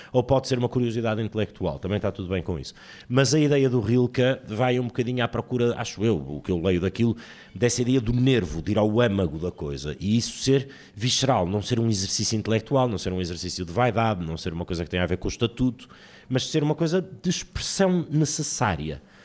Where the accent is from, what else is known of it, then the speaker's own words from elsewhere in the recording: Porto, Norte, Portugal; also born or lived in Portimão; Porque eu nasci em Portimão, mas sou do Porto.